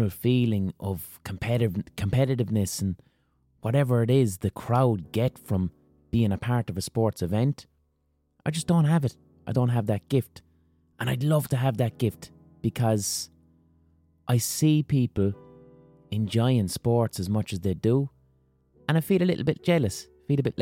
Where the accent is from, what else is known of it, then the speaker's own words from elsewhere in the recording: Limerick, Munster, Ireland; We're both from Limerick City.